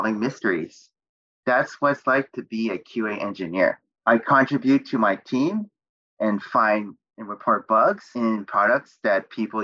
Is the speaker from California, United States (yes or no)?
yes; Bay Area, California, United States; I grew up in the Bay Area